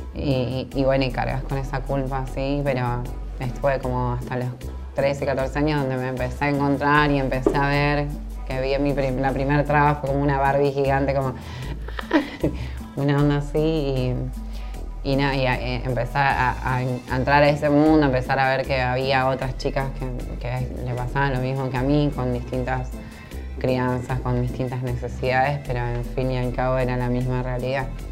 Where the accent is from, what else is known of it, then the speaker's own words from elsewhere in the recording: Villa Gobernador Gálvez, Santa Fe, Argentina; Me crié en Villa Bernador Galvez. Eh, bueno, estuve como hasta los seis años ahí